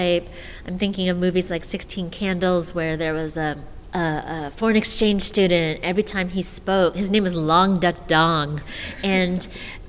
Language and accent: English; United States; I was born in the States